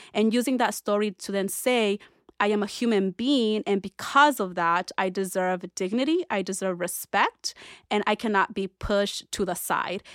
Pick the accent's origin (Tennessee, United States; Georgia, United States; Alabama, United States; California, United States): California, United States; Orange County; also born or lived in Berkeley; growing up in Orange County as, you know, at that point, an undocumented immigrant